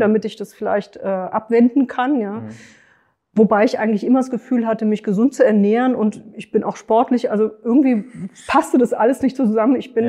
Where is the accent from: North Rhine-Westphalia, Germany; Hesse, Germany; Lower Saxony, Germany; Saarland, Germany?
Hesse, Germany; Frankfurt; Ich komme aus Frankfurt